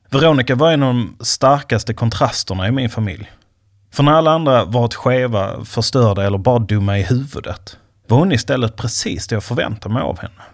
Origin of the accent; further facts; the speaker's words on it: Skåne, Sweden; now in Stockholm, Sweden; För tio år sedan flyttade jag från min hemby i Skåne till den svenska huvudstaden.